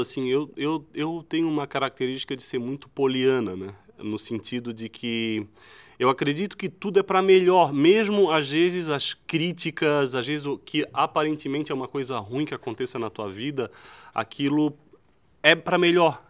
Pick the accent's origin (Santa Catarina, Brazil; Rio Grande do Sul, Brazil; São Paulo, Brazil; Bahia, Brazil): Santa Catarina, Brazil; Florianópolis; Florianópolis, né? Da onde eu, onde eu nasci e me criei